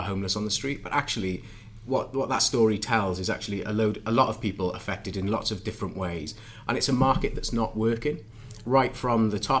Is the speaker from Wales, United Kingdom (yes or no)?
yes; Bridgend, Wales, United Kingdom; I grew up in Bridgend